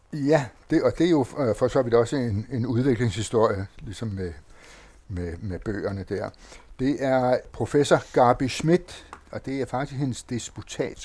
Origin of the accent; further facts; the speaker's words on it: Copenhagen, Capital Region of Denmark, Denmark; jeg selv voksede op på Nørrebro som dreng på Nørrebro